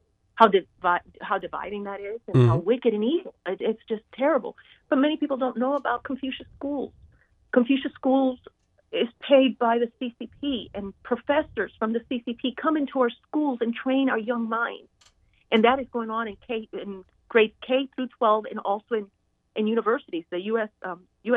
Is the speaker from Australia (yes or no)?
no; Cuba; now in Hartsville, United States; I was born in communist Cuba, and my family was greatly affected by communism